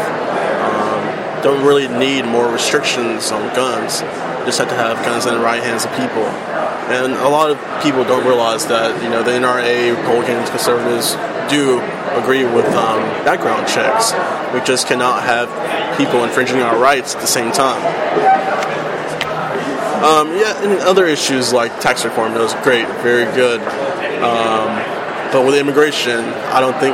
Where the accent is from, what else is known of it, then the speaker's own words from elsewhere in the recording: Texas, United States; we're both from Texas